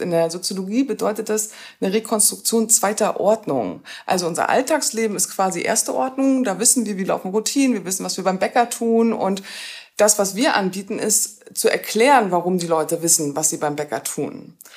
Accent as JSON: {"language": "German", "town": "Rostock", "region": "Mecklenburg-Vorpommern", "country": "Germany", "tie": "born or raised there", "also_born_or_lived": "Cologne / Berlin / Jena", "moved": "as an adult", "lives_now": "Görlitz, Germany", "said": "bin eben Kind aus Rostock, das heißt, bin Ostdeutscher"}